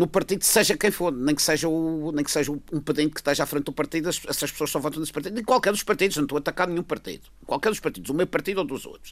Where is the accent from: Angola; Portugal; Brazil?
Portugal; São Vicente, Madeira; Eu sou do campo, sou de São Vicente